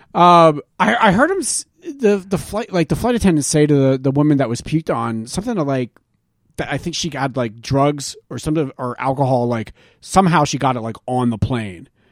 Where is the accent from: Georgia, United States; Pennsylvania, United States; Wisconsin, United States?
Pennsylvania, United States; Quakertown; moved away; we went to Quakertown, Pennsylvania. Took the drive up to my hometown.